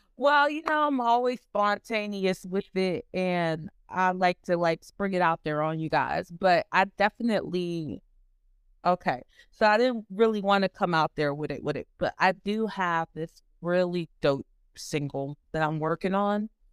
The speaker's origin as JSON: {"language": "English", "region": "Ohio", "country": "United States", "tie": "born or raised there", "said": "I'm from Ohio. I've been here pretty much all my life"}